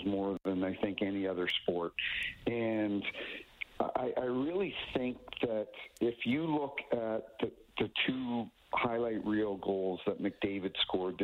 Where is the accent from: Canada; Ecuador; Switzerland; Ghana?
Canada; New Brunswick; now in St. Louis, United States; I grew up in New Brunswick, and I live in St. Louis now.